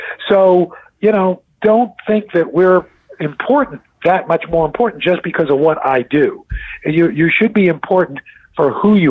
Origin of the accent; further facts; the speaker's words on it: New York City, New York, United States; growing up in New York City, you know, when I was a kid